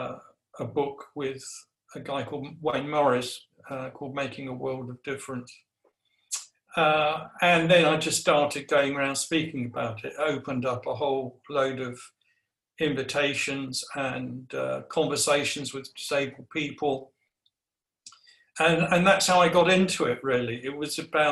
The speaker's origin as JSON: {"language": "English", "country": "Guernsey", "tie": "born or raised there", "moved": "yes", "lives_now": "Nottingham, United Kingdom", "said": "I was brought up in Guernsey, so I'm an islander."}